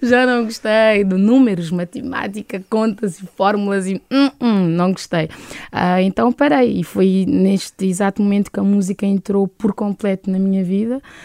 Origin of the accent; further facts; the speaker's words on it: Santa Cruz, Santiago, Cape Verde; moved away as an adult; also born or lived in Maio Island; now in Portugal; Sou de Santiago, da Ilha de Santiago, sou do interior da Ilha de Santiago, uhum. Santa Cruz, uh, mais concretamente Matinho